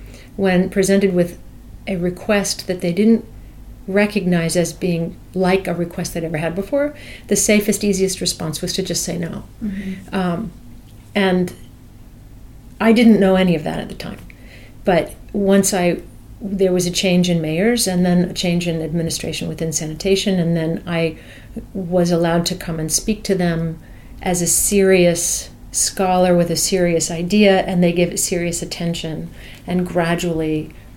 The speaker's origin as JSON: {"language": "English", "town": "New York City", "region": "New York", "country": "United States", "tie": "born or raised there"}